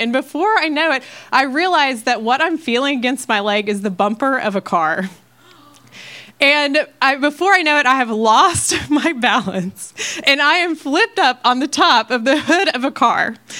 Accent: Ohio, United States; moved away as an adult; now in Texas, United States; I'm from Ohio. Um, I've lived there um, most of my life until I moved to Texas

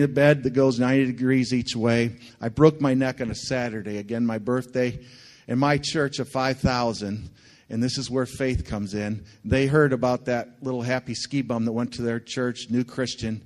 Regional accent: Linden, Michigan, United States; moved away as an adult; also born or lived in Thailand / Philippines; I was born and raised in this area. I grew up on Lake Shannon, went to Linden Schools my whole life

